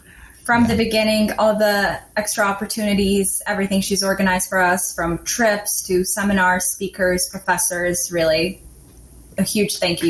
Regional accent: Belgrade, Serbia; moved away as an adult; also born or lived in Vienna; now in New York, United States; I'm from Belgrade, Serbia. I'm 22.

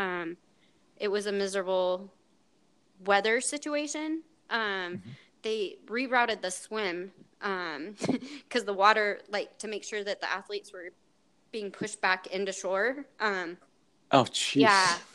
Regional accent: Salt Lake City, Utah, United States; I grew up in Salt Lake

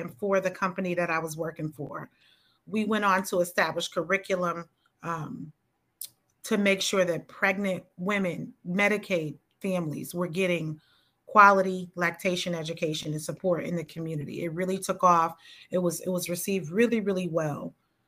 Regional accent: United States; we are just American Black women.

